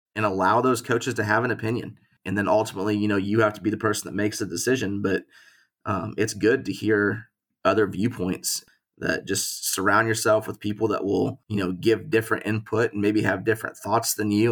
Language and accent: English; Springfield, Missouri, United States; also born or lived in Tulsa, Oklahoma; we, we grew up in Springfield, Missouri